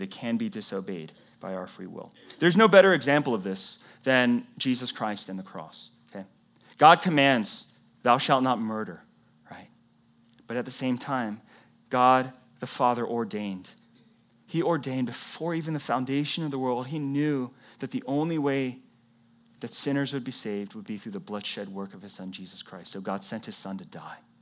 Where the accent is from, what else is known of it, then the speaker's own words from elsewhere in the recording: the Bible Belt, United States; moved away; I came from the Bible Belt